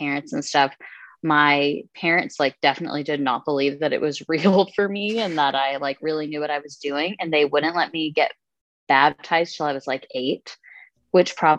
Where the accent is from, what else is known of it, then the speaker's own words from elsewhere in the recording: Dallas, Texas, United States; also born or lived in Houston, Texas; born and raised in Texas, born in Houston, but spent the majority of my life in the suburbs of Dallas